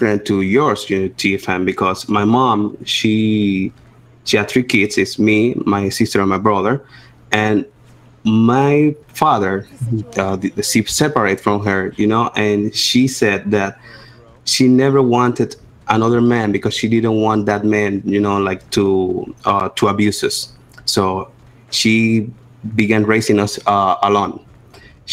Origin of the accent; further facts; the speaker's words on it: Dominican Republic; English is a second language; I'm from Dominican Republic